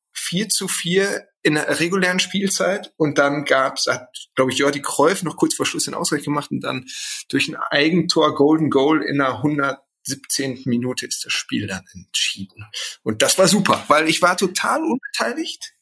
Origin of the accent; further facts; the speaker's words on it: Gelsenkirchen, North Rhine-Westphalia, Germany; ich bin ganz in der Nähe von Parkstadion aufgewachsen